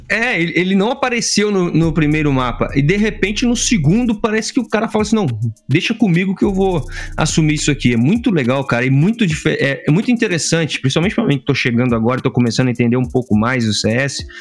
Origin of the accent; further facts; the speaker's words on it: Juiz de Fora, Minas Gerais, Brazil; eu sou de Juiz de Fora, né, Minas Gerais